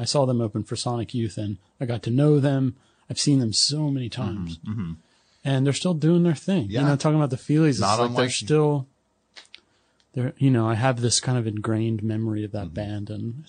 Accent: Lansdowne, Pennsylvania, United States; Lansdowne, the guitar players from Lansdowne. Yeah. My hometown.

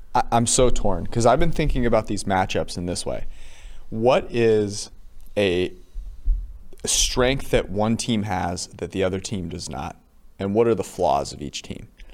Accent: five minutes from East Palo Alto, California, United States; Palo Alto five minutes away from where I grew up.

